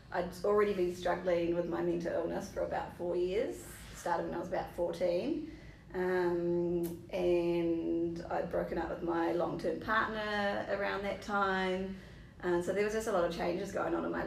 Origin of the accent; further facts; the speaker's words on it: Taranaki, New Zealand; I grew up born and raised in Taranaki. Grew up on a little farmlet with my two siblings and my mum and dad.